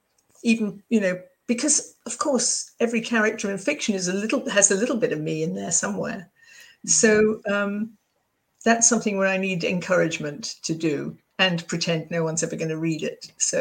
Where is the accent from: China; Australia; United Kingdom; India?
United Kingdom; now in United States; I could see that being British was part of the thing that made me different and, you know, made understanding things in America different too.